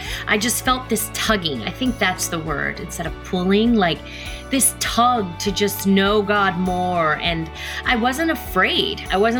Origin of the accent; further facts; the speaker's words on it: Killeen, Texas, United States; also born or lived in Copperas Cove, Texas / Mililani, Hawaii; I grew up in Killeen, Texas, Coppers Cove, Texas, Mililani, Hawaii, Oahu.